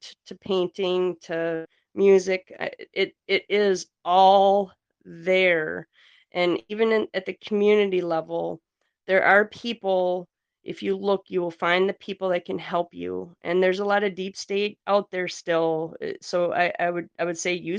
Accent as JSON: {"language": "English", "region": "Northeast Wisconsin", "country": "United States", "said": "I'm from Wisconsin, Northeast Wisconsin"}